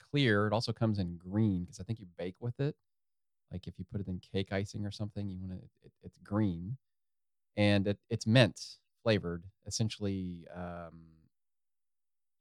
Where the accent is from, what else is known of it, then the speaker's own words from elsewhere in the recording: Ohio, United States; we're from Ohio.